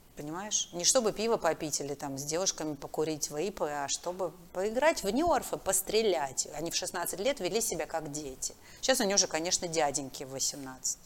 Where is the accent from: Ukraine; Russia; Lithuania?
Ukraine; Makiivka, Donetsk Oblast; moved away; Я же выросла в Макеевке, в Донецке.